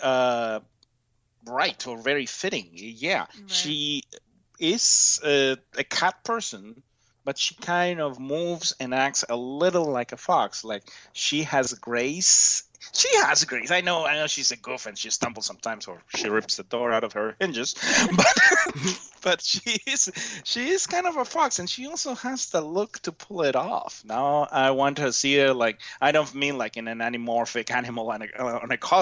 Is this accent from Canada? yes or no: yes; Canada; I'm the Canadian import.